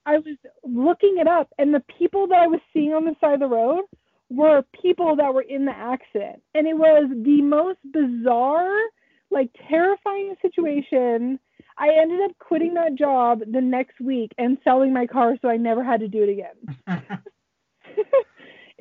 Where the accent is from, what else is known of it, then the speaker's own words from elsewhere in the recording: San Francisco, California, United States; now in Siskiyou County, United States; I am originally from the San Francisco Bay Area